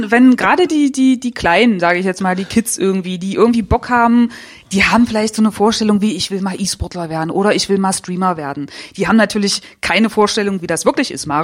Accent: Saxony-Anhalt, Germany; Also ich bin im Ghetto aufgewachsen, im Neustädter Feld.

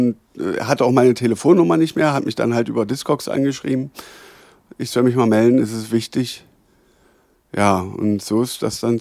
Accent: Schönebeck, Saxony-Anhalt, Germany; Ich komme aus Schönebeck. Lebst du noch in Schönebeck? Ich lebe auch in Schönebeck.

